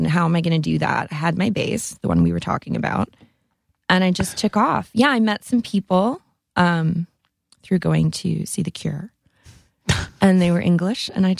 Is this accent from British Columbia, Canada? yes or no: no; Sudbury, Ontario, Canada; No, I'm from Sudbury, Ontario, Canada.